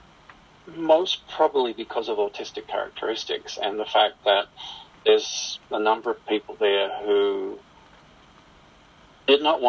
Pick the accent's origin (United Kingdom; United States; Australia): Australia; moved away as an adult; now in Calgary, Canada; I'm originally from Australia. I've been living in Canada now for almost 20 years